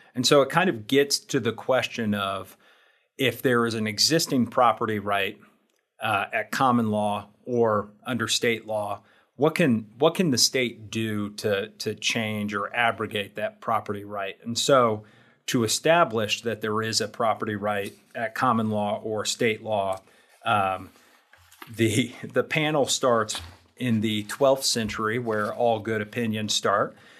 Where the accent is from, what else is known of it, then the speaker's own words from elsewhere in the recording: Indiana, United States; I am from Indiana